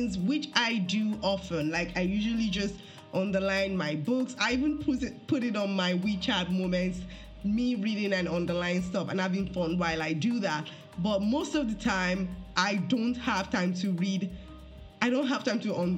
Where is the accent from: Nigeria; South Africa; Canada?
Nigeria; moved away; as a Nigerian